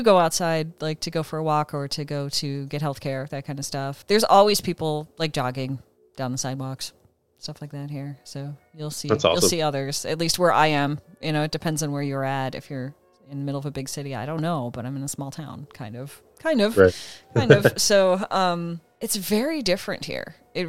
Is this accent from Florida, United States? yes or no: no; Illinois, United States; accent: Chicago; Because I have a Chicago accent that I suppress for the most part. And so they figured, okay, you're from Chicagoland area and all that. And I have relatives that have lived there that have the accent. I grew up with the accent, didn't know I had it, you know?